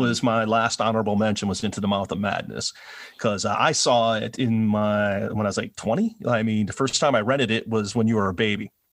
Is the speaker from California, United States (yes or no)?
no; Milwaukee, Wisconsin, United States; I'm from Milwaukee